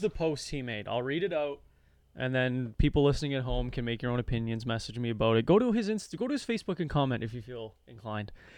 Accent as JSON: {"language": "English", "country": "Canada", "said": "I'm a young man and I'm Canadian"}